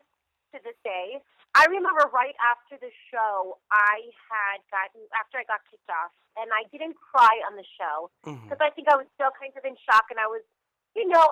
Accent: Las Vegas, Nevada, United States; I used to play in Vegas when I was a little girl at all the jazz clubs.

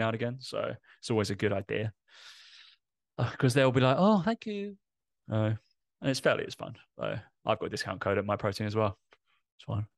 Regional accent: Essex, East of England, United Kingdom; accent: Essex; my Essex accent comes out every now and again

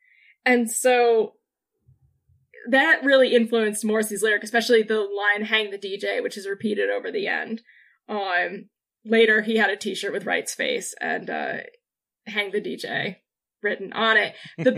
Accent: United Kingdom; We're using the word telly now because we're British.

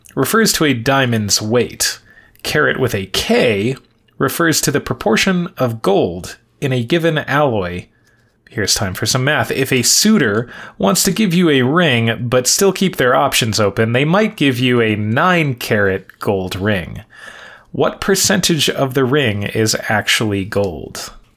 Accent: New York, United States; I was from New York

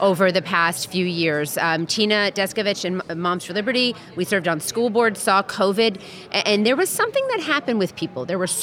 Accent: Florida, United States; I'm from Florida

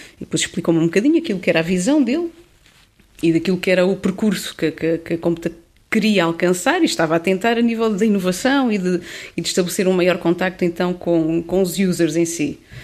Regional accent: Pinhel, Centro, Portugal; moved away as an adult; now in Lisbon, Portugal; a minha terra natal é sem dúvida Pinhal

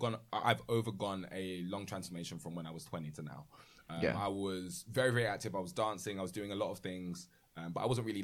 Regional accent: United Kingdom; growing up, UK-wise

